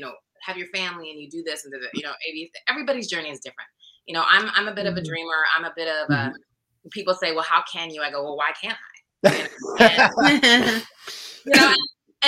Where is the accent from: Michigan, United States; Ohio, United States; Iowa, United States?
Iowa, United States; moved away as an adult; also born or lived in Chicago / Los Angeles / Washington, D.C. area; I'm from Iowa. So I get back home for a few years